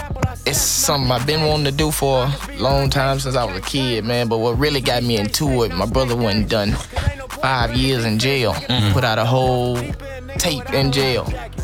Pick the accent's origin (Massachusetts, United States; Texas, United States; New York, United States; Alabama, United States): Texas, United States; Houston; I'm from South Park, Texas, born and raised.